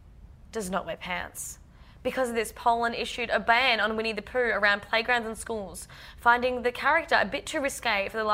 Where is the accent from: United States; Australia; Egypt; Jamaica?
Australia; I'm Australian, but, like, both my parents are Greek.